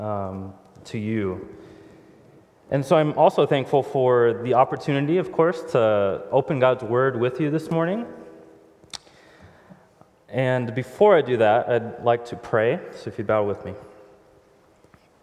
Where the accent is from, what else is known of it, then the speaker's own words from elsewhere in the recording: Houston, Texas, United States; moved away; we're from Houston, Texas originally, so I'd be driving down Highway 6 in Houston, Texas area.